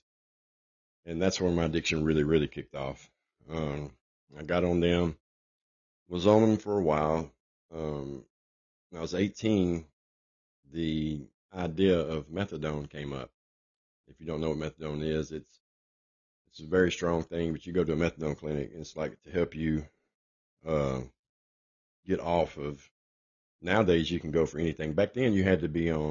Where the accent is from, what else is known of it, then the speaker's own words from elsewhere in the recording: Nashville, Tennessee, United States; I was born in Nashville, Tennessee